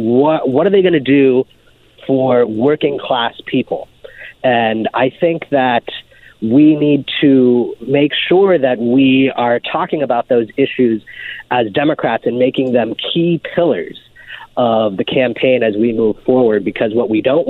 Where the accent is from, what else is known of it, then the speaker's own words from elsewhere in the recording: Vermont, United States; I grew up in Vermont